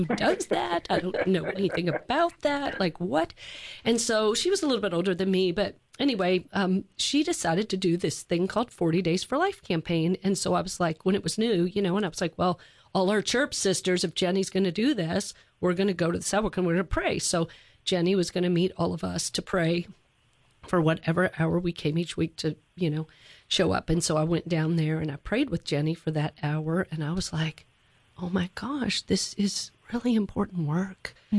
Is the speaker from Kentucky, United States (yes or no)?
yes; Louisville, Kentucky, United States; So I grew up in Louisville, Kentucky, and I went at our parish.